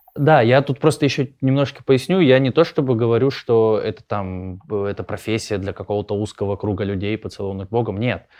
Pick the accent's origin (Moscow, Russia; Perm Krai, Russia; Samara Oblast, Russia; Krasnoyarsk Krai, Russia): Krasnoyarsk Krai, Russia; Krasnoyarsk; я из Красноярска